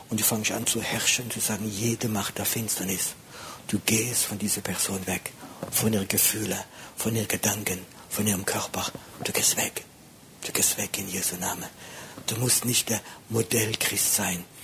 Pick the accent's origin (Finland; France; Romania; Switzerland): France; ich bin Franzose, ich bin schwieriger.